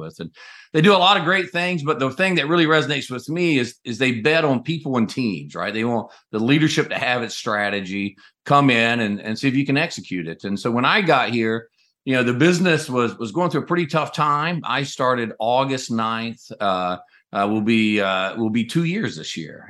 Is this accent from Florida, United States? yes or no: no; North Carolina, United States; moved away as an adult; I grew up in North Carolina in a double-wide trailer at the end of a dead-end dirt road